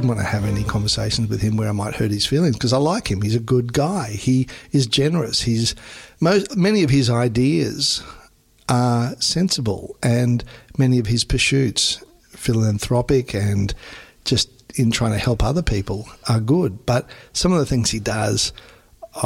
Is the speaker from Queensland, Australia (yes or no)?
yes; Queensland, Australia; accent: slow drawl; as a Queenslander, I've got a bit of a slow drawl